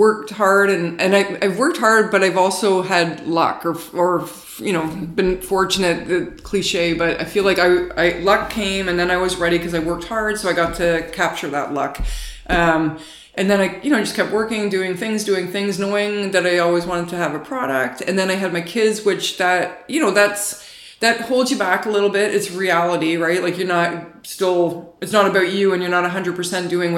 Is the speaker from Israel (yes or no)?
no; Canada; I went over as the Canadian chef